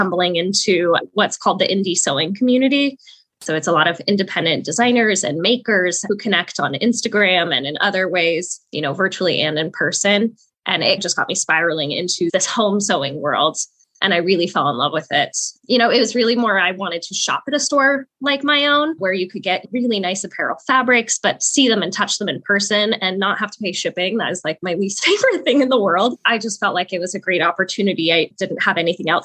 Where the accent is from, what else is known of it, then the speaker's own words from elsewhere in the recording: Salt Lake City, Utah, United States; I was born and raised in Salt Lake City, Utah